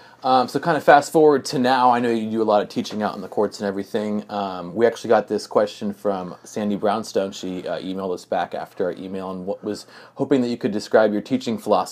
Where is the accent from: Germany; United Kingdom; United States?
Germany; Yeah, I grew up in Germany. My dad was in the army, and the thing I miss most definitely is the food.